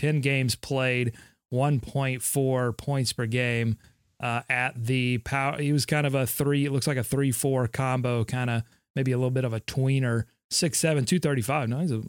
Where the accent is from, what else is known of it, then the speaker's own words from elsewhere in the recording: Gastonia, North Carolina, United States; I would always go 39 because I grew up in Gastonia.